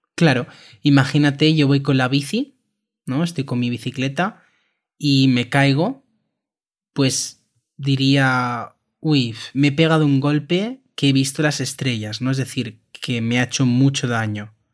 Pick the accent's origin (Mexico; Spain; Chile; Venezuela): Spain; También lo utilizamos en España